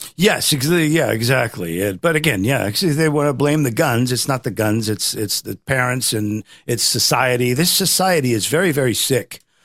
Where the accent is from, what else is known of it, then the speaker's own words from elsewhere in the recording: Midwest, United States; I'm from the Midwest